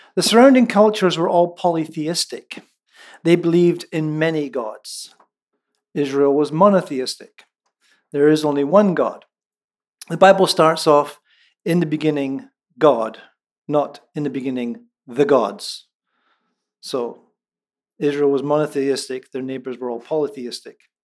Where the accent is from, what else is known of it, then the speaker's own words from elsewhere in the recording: central Scotland, United Kingdom; first language Scots; moved away; It's in Lallans, which is the dialect of English from central Scotland